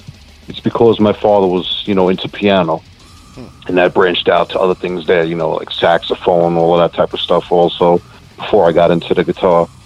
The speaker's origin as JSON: {"language": "English", "area": "border of Nassau and Queens", "region": "New York", "country": "United States", "tie": "born or raised there", "said": "I'm actually right on the border of Nassau and Queens. Been around here my whole life."}